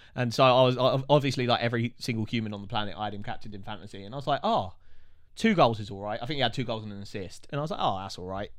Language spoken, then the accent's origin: English; Watford, East of England, United Kingdom; we're from Watford